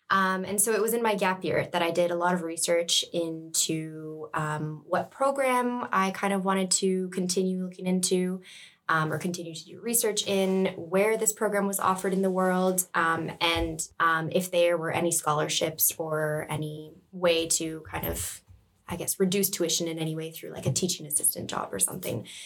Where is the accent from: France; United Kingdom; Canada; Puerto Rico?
Canada; moved away as an adult; now in Lund, Sweden; I am from Canada and I'm studying the Master's in Conservation Biology.